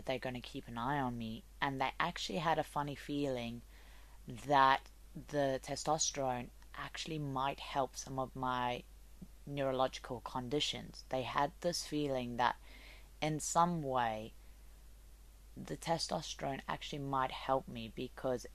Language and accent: English; South Africa; moved away; I'm from South Africa.